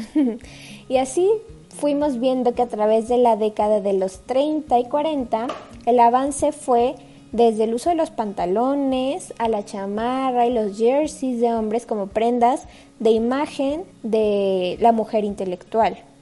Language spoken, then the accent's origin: Spanish; Mexico; como mexicano